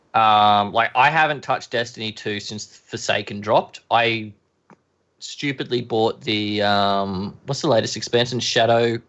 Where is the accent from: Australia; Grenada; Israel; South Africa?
Australia; Queensland; I'm from Queensland